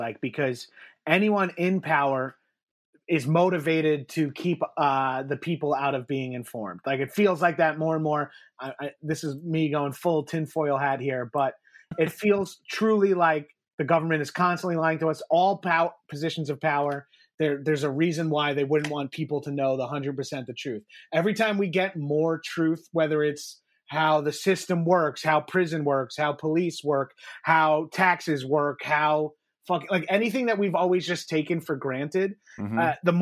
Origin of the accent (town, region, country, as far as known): Long Island, New York, United States; born or raised there